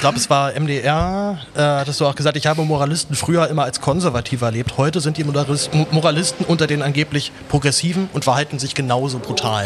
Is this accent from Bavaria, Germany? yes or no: no; Berlin, Germany; also born or lived in Reutlingen; ich komme aus Berlin